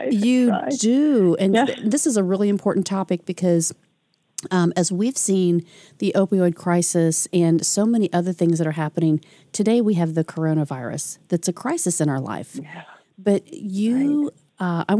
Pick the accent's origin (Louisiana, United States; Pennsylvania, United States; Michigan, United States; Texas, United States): Michigan, United States; Detroit; I went from a big town city girl in Detroit to uh, a small town little suburb in Indiana.